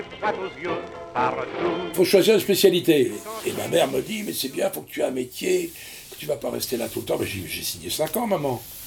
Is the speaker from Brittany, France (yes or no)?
yes; Brittany, France; Je rentre à l'école des mousses de l'Octudie, au Dourdi, chez moi en Bretagne